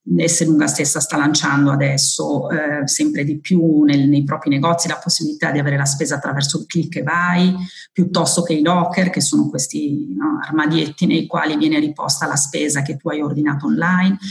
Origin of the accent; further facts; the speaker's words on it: Modena, Emilia-Romagna, Italy; Sono modenese di origine